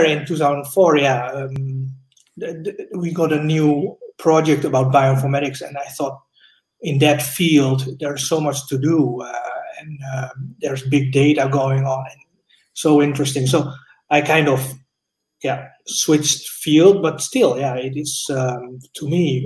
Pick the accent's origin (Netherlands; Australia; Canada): Netherlands; moved away as an adult; also born or lived in Indonesia / Japan / London; now in Switzerland; I grew up in Holland. I'm born in Indonesia.